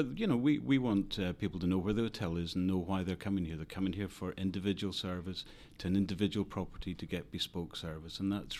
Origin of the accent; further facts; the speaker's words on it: Scotland, United Kingdom; I am from Scotland, yeah.